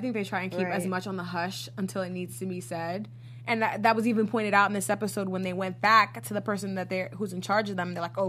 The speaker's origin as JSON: {"language": "English", "town": "New York City", "region": "New York", "country": "United States", "said": "I'm from Brooklyn"}